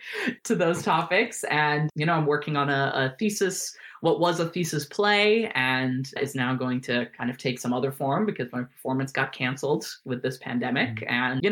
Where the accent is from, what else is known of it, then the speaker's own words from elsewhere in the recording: Germany; born there; So I was born in Germany, which is where they were living and working at the time.